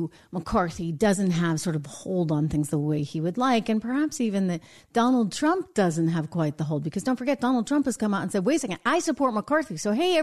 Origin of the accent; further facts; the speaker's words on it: United States; as an American